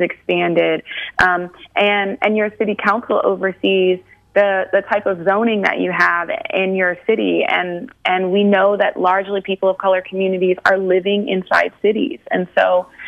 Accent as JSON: {"language": "English", "region": "Ohio", "country": "United States", "tie": "born or raised there", "said": "growing up in Ohio"}